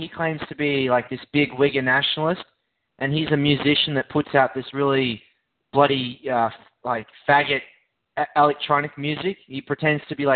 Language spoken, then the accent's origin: English; Melbourne, Victoria, Australia; I'm from Melbourne